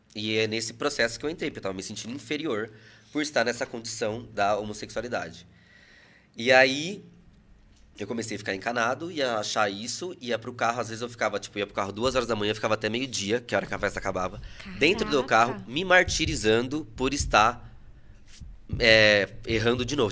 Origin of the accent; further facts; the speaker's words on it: Salto, São Paulo, Brazil; Eu nasci em Salto mesmo